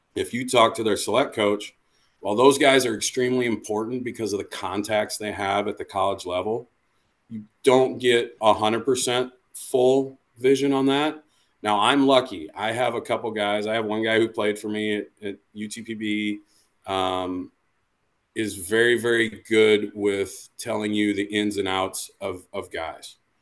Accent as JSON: {"language": "English", "region": "Iowa", "country": "United States", "tie": "born or raised there", "said": "I grew up in a small town in Iowa"}